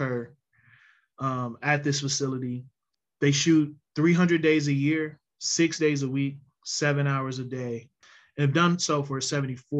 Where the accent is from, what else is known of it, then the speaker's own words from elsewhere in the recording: Lincoln Heights, Ohio, United States; folks from Lincoln Heights is a little temperamental